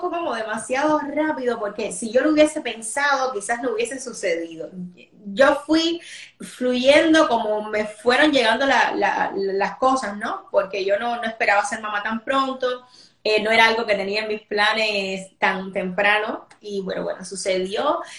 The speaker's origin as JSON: {"language": "Spanish", "country": "Cuba", "moved": "as an adult", "lives_now": "Spain", "said": "soy ahora actriz cubana"}